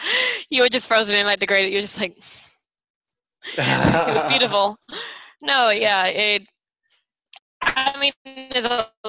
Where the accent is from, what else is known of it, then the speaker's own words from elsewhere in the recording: London, United Kingdom; now in Taipei, Taiwan; I'm from a huge city, like I'm from London